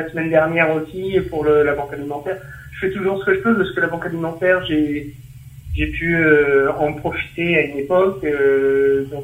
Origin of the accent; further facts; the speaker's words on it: Normandy, France; je suis normand, donc j'ai l'habitude du froid.